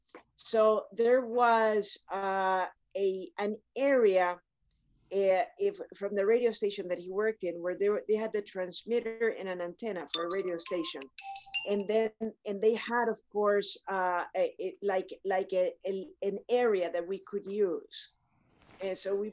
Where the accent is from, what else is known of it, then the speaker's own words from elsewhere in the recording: Panama; I grew up in Panama, which is in Central America